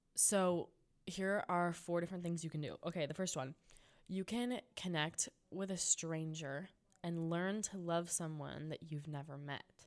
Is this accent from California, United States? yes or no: yes; San Juan Capistrano, California, United States; my hometown at San Juan Capistrano